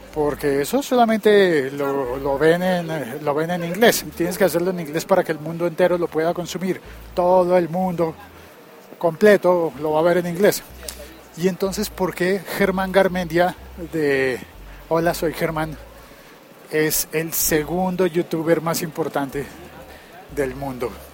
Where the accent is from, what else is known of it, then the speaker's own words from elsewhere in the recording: Bogotá, Colombia; cómo es la vida en mi país, en mi ciudad